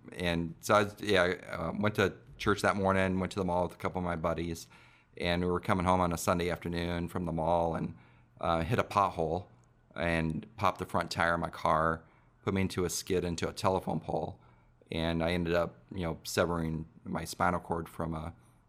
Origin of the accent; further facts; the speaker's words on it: Vacaville, California, United States; born there; also born or lived in Azores; So my dad was Air Force, so I grew up everywhere. Mm-hmm. So we moved around a lot. I was born in Vacaville, California, at Travis Air Force Base. Mm-hmm. So I lived there until I was six. Moved overseas. We lived in the Azores Islands.